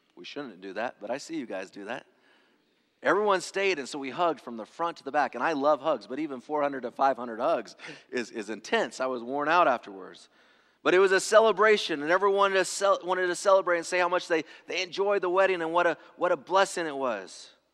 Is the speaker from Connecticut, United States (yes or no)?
no; Angwin and Loma Linda, California, United States; I grew up in the Adventist ghettos. So, like, Angwin and Loma Linda